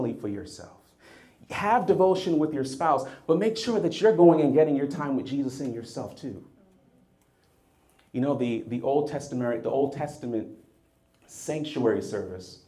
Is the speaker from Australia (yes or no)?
no; Jamaica; also born or lived in United States; In Jamaica, we have this saying, so please forgive me. I'm Jamaican American